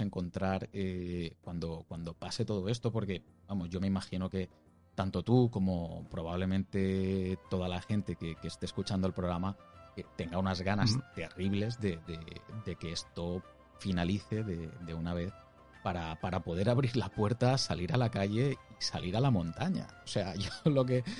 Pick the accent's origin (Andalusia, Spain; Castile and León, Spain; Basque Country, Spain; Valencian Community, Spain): Valencian Community, Spain; Alicante; moved away as an adult; now in Murcia, Spain; Yo soy de Alicante, vivo en Murcia por, tema de trabajo